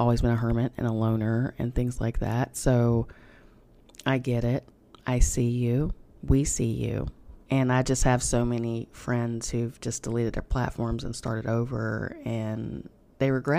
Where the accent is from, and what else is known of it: United States; accent: hillbilly